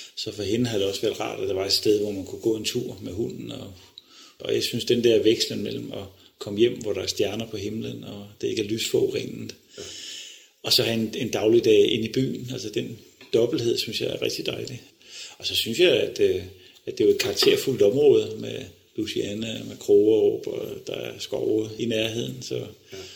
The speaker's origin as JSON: {"language": "Danish", "town": "Odense", "region": "Southern Denmark", "country": "Denmark", "moved": "yes", "said": "jeg kommer fra Odense, og øh, min far var direktør for tekniske skoler i Odense"}